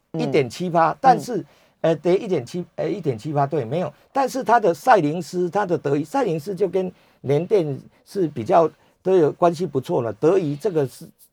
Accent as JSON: {"language": "Chinese", "country": "Taiwan", "said": "因为我们台湾人哦不怕美股跌，怕疫情失控。"}